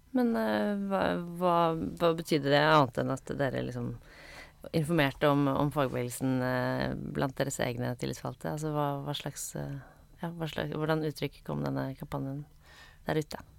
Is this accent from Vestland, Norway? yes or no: no; Bærum, Akershus, Norway; jeg kommer fra, jeg kommer fra Bærum